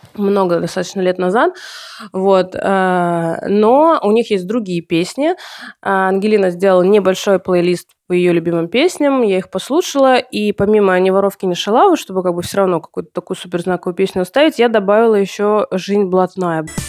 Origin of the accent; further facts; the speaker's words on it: Russia; moved away; Я сама-то не из Санкт-Петербурга, с... а из... да, а из провинции